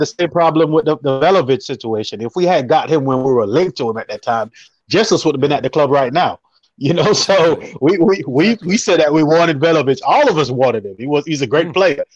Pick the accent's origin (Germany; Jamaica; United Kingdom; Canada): Jamaica; I'm a Jamaican